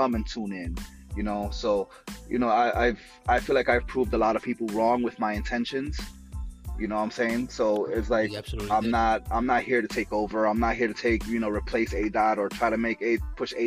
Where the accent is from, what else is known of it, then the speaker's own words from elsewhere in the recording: New York City, New York, United States; I grew up in the Bronx